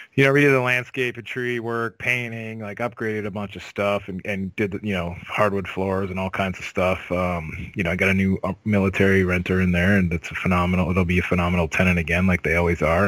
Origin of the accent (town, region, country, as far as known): Cambridge, Ontario, Canada; born or raised there